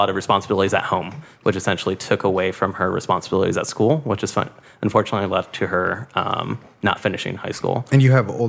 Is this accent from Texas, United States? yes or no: no; Los Angeles, California, United States; I was born and raised in Boyle Heights. Uh, both of my parents immigrated from Mexico in the late 1960s.